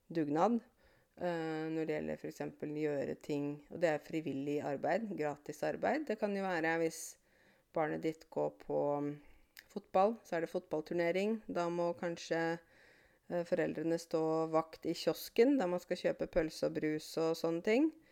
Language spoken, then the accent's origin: Norwegian; Åmot, Innlandet, Norway; moved away as an adult; also born or lived in Canada; her i Åmot, det lille stedet der jeg kommer fra